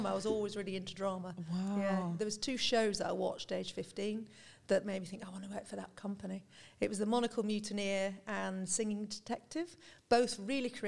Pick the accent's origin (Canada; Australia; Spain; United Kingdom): United Kingdom; North West England; I'm from Lancashire originally, northwest of the, the UK. Nice. still got a little bit of an accent.